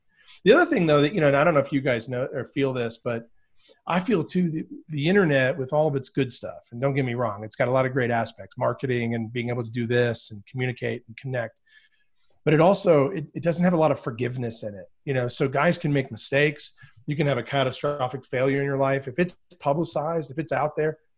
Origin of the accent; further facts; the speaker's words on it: border of West Virginia and Virginia, United States; I was born in West Virginia. So I grew up on the border of West Virginia and Virginia.